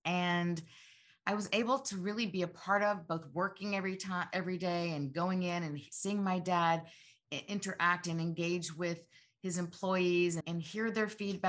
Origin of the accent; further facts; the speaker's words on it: Georgia, United States; Gosh, I'm a Georgia girl. I grew up in Georgia and really feel so fortunate